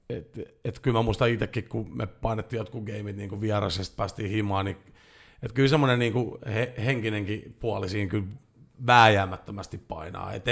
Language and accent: Finnish; Jyväskylä, Central Finland, Finland; Mä oon Jyväskylästä.